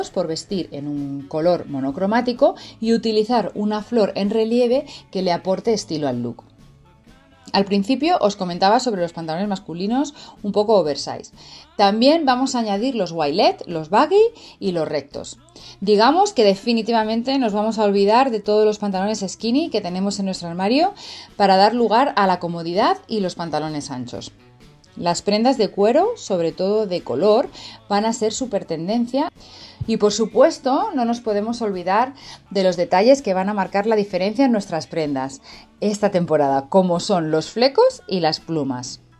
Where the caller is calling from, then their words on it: Spain; Les hablo desde España y estoy encantada de estar por aquí de nuevo.